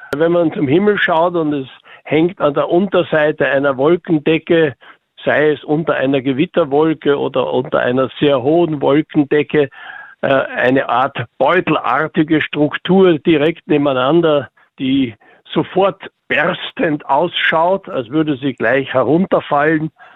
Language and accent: German; Upper Austria, Austria; bei uns in Oberösterreich